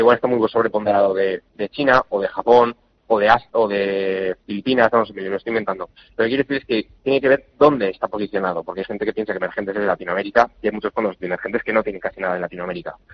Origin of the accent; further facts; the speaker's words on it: Spain; somos españoles, que vivimos en Europa